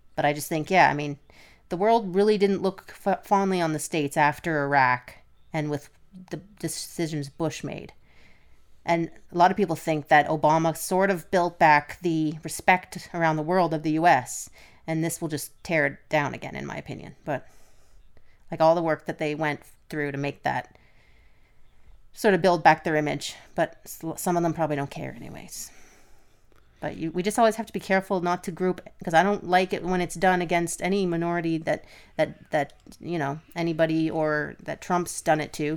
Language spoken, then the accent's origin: English; Canada; we're Canadian